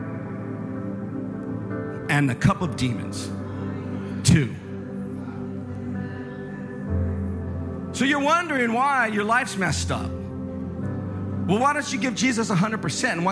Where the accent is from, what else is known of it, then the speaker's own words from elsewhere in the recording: Northern California, United States; I come from Northern California